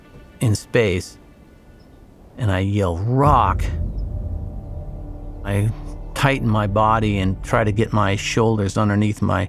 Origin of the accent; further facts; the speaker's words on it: Alaska, United States; I'm basically a local kid from Alaska